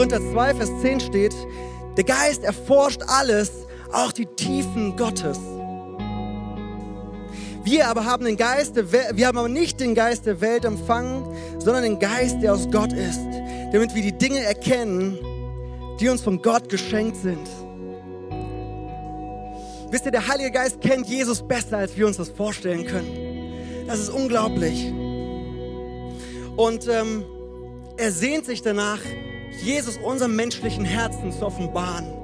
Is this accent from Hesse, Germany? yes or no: yes; Frankfurt, Hesse, Germany; moved away; also born or lived in Hannover; Für alle, die mich noch nicht kennen, ich komme ursprünglich aus Frankfurt und habe dann äh, vier Jahre in Hannover gelebt, dort meine wundervolle Frau geheiratet